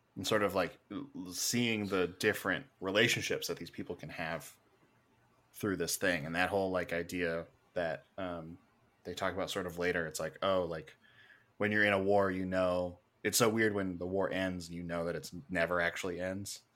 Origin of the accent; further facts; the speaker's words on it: Canada; being Canadian, we don't really focus on American history.